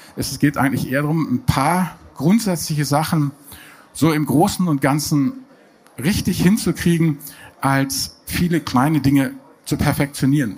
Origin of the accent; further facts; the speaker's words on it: Germany; bei uns in Deutschland